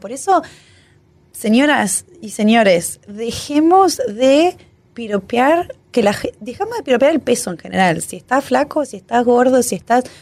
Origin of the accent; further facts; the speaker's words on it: Argentina